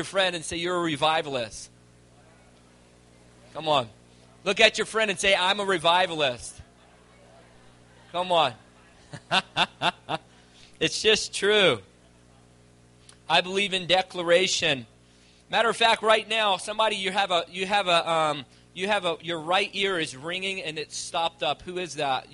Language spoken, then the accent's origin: English; Virginia, United States; moved away as an adult; now in Calgary, Canada; I'm originally from Virginia, and I moved to Calgary about 4 years ago